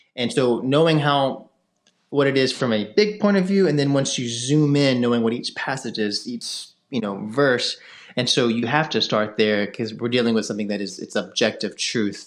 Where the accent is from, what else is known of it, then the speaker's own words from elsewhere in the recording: Memphis, Tennessee, United States; moved away as an adult; also born or lived in North Carolina; now in Jackson, United States; I'm from Memphis, Tennessee. It's where I was born and raised.